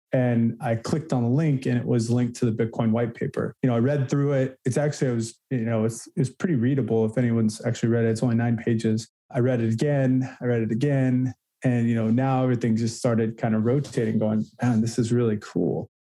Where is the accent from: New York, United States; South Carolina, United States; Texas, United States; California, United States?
California, United States; moved away as an adult; also born or lived in Chicago / Massachusetts; I was born and raised in California, kind of classic California surfer guy, still surf